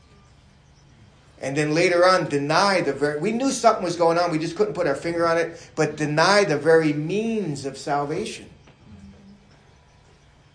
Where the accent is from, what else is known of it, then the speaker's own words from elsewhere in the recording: New York, United States; being a New Yorker